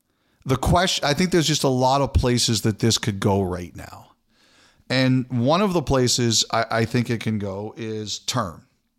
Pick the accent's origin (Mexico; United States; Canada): Canada; we've kind of focused on Toronto and Vancouver because we're Canadian supremacists.